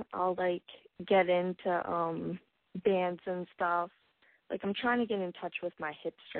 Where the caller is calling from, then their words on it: Virginia, United States; I'm 17, and I'm calling from Virginia.